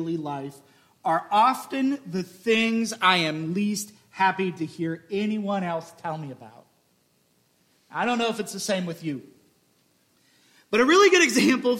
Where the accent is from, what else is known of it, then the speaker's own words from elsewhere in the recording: Midwest, United States; I'm from the Midwest where a goodbye takes 45 minutes